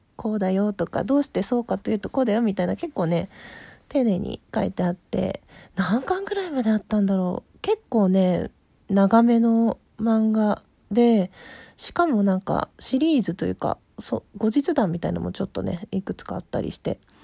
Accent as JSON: {"language": "Japanese", "town": "Asahikawa", "region": "Hokkaido", "country": "Japan", "tie": "born or raised there", "said": "北海道の旭川市出身"}